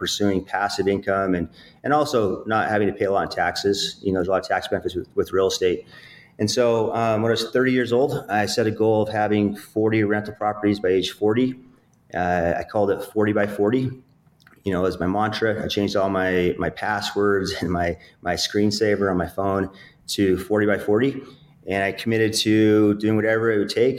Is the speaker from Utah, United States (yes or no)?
yes; Utah, United States; I'm from Utah, small town. I grew up in a really poor income